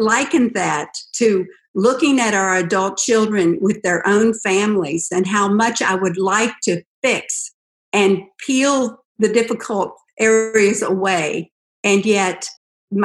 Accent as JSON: {"language": "English", "region": "West Virginia", "country": "United States", "tie": "born or raised there", "said": "I was raised in West Virginia on a dairy farm"}